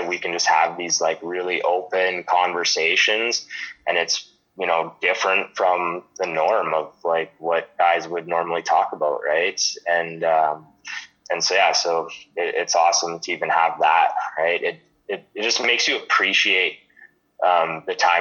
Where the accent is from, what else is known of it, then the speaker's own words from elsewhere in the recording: Lethbridge, Alberta, Canada; growing up in Lethbridge my whole life.